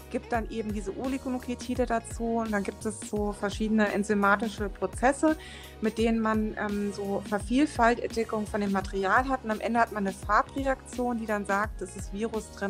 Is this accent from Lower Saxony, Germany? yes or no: no; Frankfurt, Hesse, Germany; born there; ich bin sogar in Frankfurt geboren.